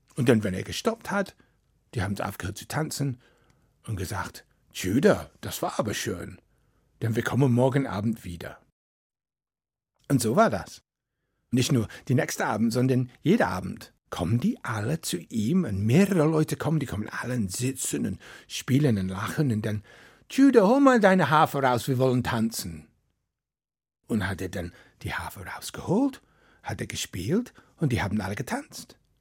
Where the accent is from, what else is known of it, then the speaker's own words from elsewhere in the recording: Wales, United Kingdom; German is a second language; moved away; Ich komme aus Wales und in Wales, wir haben unsere eigene Sprache